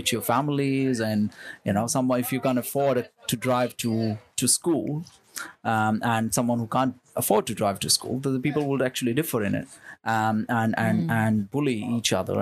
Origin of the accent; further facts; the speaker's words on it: India; moved away as an adult; now in Melbourne, Australia; I'm from India. I'm born in India, raised in India. I moved to Melbourne when I was 18